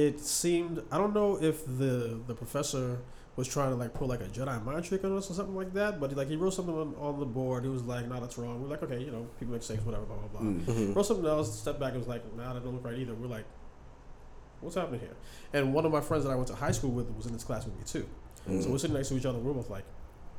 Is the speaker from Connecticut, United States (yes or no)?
no; New York City, New York, United States; also born or lived in Harlem; Born in Harlem, raised in the Bronx.